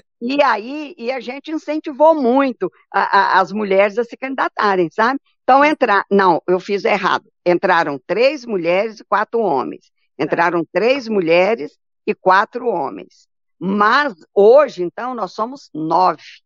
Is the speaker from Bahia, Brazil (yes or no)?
yes; Bahia, Brazil; now in Goiânia, Brazil; eu sou baiana de raiz